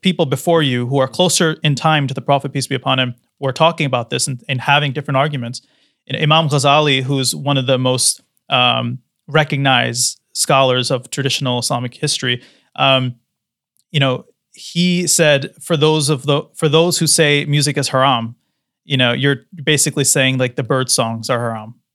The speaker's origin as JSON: {"language": "English", "country": "United States", "tie": "born or raised there", "said": "growing up in the West, in America"}